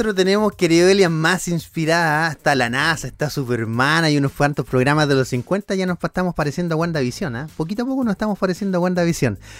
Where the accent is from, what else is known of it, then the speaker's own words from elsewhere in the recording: Coelemu, Ñuble, Chile; yo soy de Coelemo